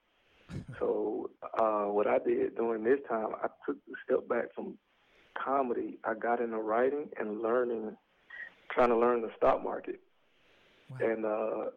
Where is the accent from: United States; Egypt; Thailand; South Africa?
United States; Atlanta, Georgia; born or raised there; moved away as an adult; also born or lived in Athens, Georgia; now in Los Angeles, United States